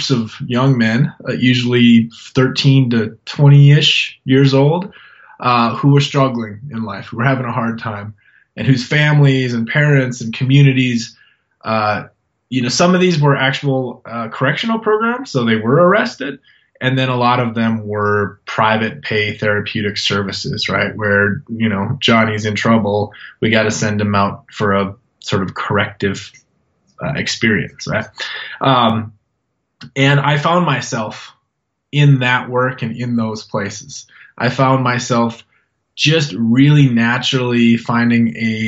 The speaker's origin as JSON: {"language": "English", "region": "North Dakota", "country": "United States", "tie": "born or raised there", "moved": "yes", "lives_now": "Montana, United States", "said": "North Dakota. I was born in North Dakota."}